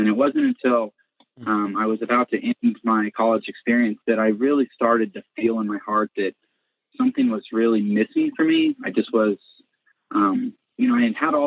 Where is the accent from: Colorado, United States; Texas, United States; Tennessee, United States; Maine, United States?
Colorado, United States; Colorado Springs; I grew up in Colorado Springs, Colorado, okay. in a Christian home